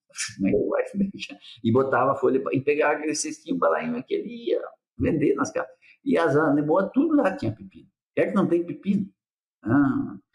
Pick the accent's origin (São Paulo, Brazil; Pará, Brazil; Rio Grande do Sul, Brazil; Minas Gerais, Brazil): Rio Grande do Sul, Brazil; Nova Prata; Eu sou de Nova Prata.